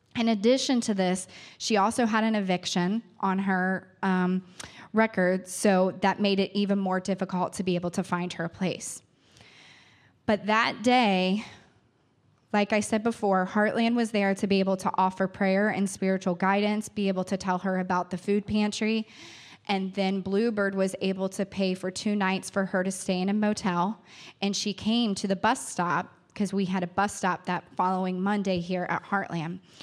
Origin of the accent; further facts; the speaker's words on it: New Richmond, Ohio, United States; I grew up in New Richmond. I grew up in a rural area. Claremont County is my home.